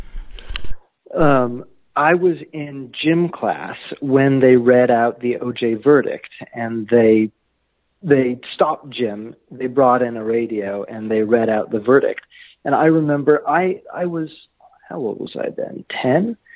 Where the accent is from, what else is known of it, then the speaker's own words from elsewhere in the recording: Los Angeles, California, United States; moved away as an adult; now in United Kingdom; I'm a native